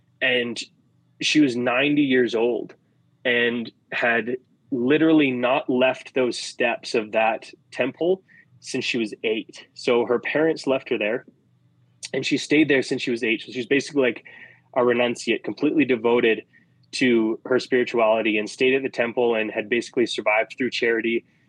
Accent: India; So being in Vrindavan for Diwali, it's like a special thing as an Indian.

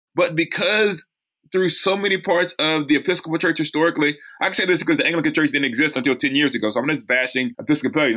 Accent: United States; as an American

